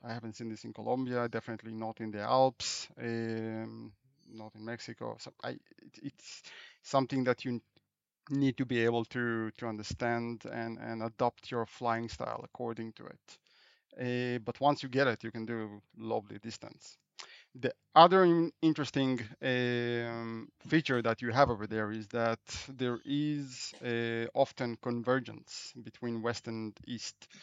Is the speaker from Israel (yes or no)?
yes; Israel; moved away as an adult; also born or lived in Europe; I, I grew up in Israel. I'm, uh, I'm an Israeli and, uh, and French, uh, but, uh, I spent my childhood in, uh, in Israel